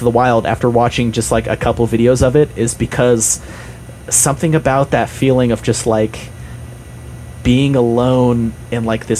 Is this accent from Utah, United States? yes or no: yes; Utah, United States; I grew up in Utah